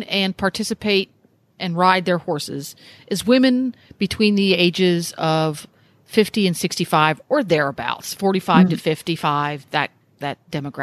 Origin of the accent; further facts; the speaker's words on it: Pennsylvania, United States; moved away as an adult; also born or lived in New England / Massachusetts; now in Ocala, United States; I grew up in the mid-Atlantic. I grew up in Pennsylvania